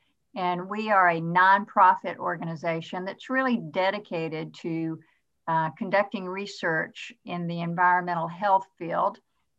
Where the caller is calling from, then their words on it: Atlanta, Georgia, United States; Well, I'm dialing in from Atlanta, Georgia, which is my home base.